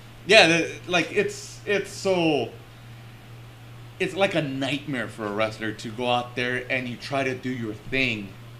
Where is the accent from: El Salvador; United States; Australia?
El Salvador; I'm not really Mexican, right? And I'm Salvadorian. I'm Central American